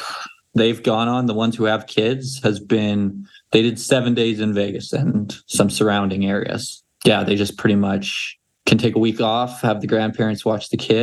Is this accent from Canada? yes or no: yes; Canada; And then as far as my home state as well, flyered by, because they have there's like government-owned casinos in Canada.